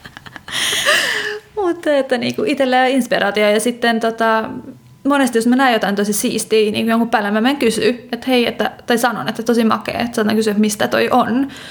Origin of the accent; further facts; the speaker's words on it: Kotka, Kymenlaakso, Finland; now in Stockholm, Sweden; mä oon Kotkasta kotoisin, mikä on tällainen merenrantakaupunki